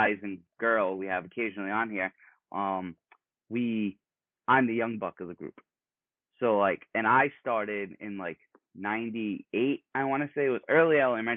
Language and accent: English; Rhode Island, United States; moved away as an adult; now in California, United States; I grew up in Rhode Island